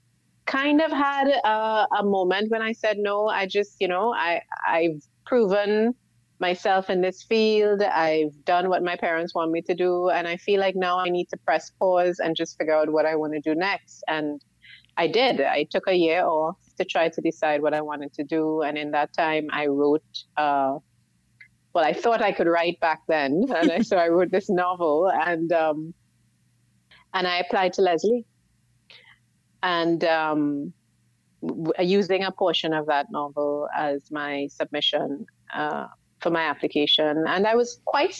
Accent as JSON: {"language": "English", "town": "San Fernando", "country": "Trinidad & Tobago", "tie": "born or raised there", "moved": "yes", "said": "I was born and I grew up in South Trinidad in the what we call the second city, San Fernando"}